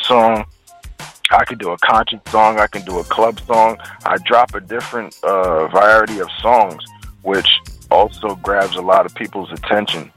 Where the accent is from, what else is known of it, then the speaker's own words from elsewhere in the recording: Trinidad & Tobago; moved away; also born or lived in DMV (Washington metropolitan area); I'm from the Caribbean, Trinidad